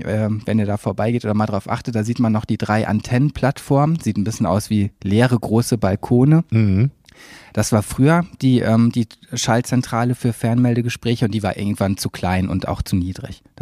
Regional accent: Cologne, North Rhine-Westphalia, Germany; ich bin Kölner, ich bin in Köln geboren, habe hier lange gelebt

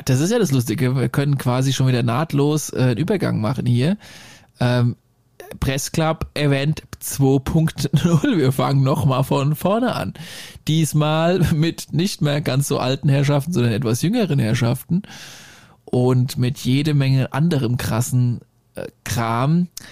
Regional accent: Germany; accent: Hessian-Bavarian, with Franconian and Bavarian; ich doch äh, leicht hessisch-bayerische Abstammung habe. Zumal ich da auch noch was Fränkisches und was Bayerisches drin habe.

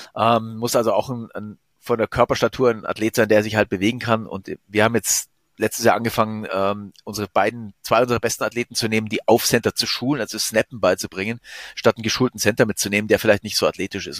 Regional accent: Germany; bei uns in Deutschland

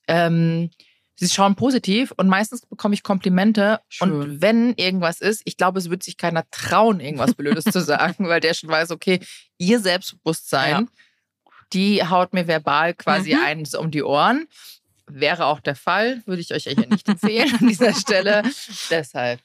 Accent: Germany

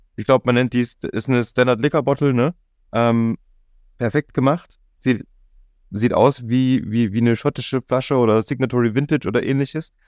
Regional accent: Jena, Thuringia, Germany; now in Leipzig, Germany; ich kenne es aus meiner Heimat, ich komme ursprünglich aus Jena

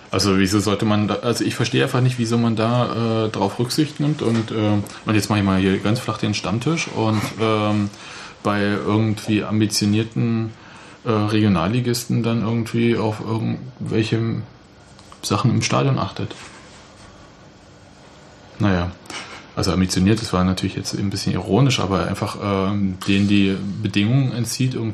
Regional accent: Leipzig, Saxony, Germany; born there; Sage ich als gebürtiger Leipziger.

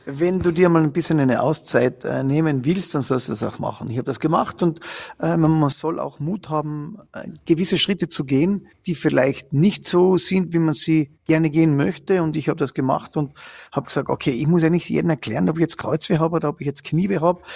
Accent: Carinthia, Austria; in Österreich, also bei uns in Kärnten

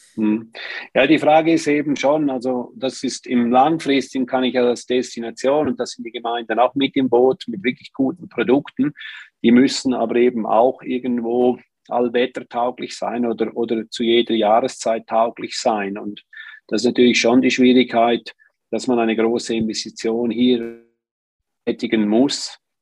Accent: Switzerland; im Flachland bei uns in der Schweiz

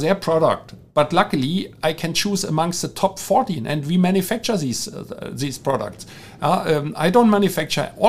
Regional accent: Germany; accent: German; English is a second language; my German accent

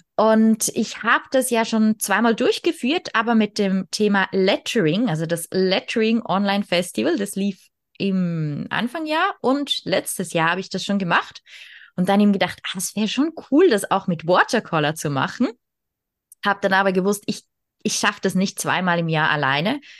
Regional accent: Switzerland; ich bin aus der Schweiz

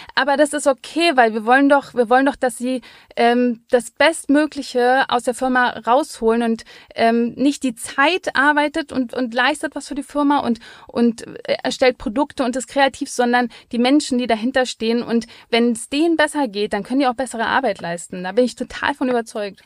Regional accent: Berlin, Germany; als Berlinerin, wir zahlen ja nichts

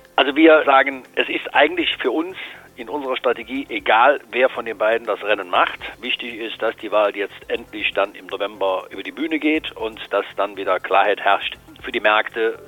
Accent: Cologne, North Rhine-Westphalia, Germany; hier in Köln, Sie wissen, wo ich herkomme

